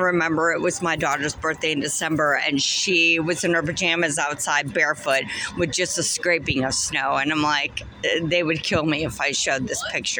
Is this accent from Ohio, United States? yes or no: yes; Cleveland, Ohio, United States; moved away as an adult; now in Charlotte, United States; I was born and raised in Cleveland, Ohio.